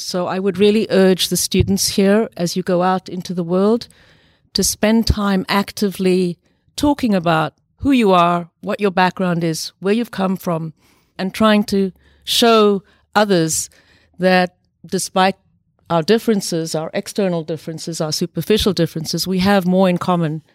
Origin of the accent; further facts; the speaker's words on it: South Africa; moved away; I grew up partly in South Africa during the very evil uh, system of apartheid